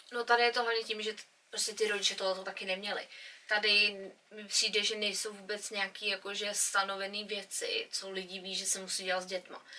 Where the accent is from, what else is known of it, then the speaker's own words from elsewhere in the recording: Czechia; now in England; my jsme z Čech, jsme z malé vesnice